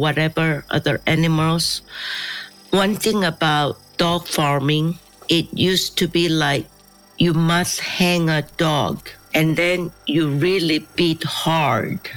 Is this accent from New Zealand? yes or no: no; Seoul, South Korea; I was born in Seoul. I grew up in Seoul